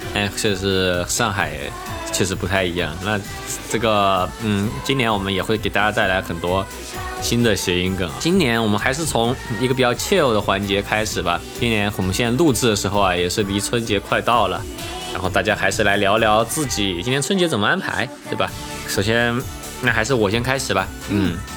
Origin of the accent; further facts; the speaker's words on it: Chengdu, Sichuan, China; now in Shanghai, China; 我就是作为成都人